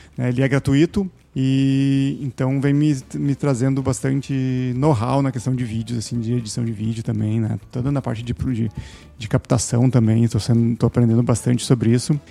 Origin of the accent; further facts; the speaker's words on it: Taquara, Rio Grande do Sul, Brazil; now in Sapiranga, Brazil; Eu nasci na cidade de Taquara, no Rio Grande do Sul, e resido na cidade de Sapiranga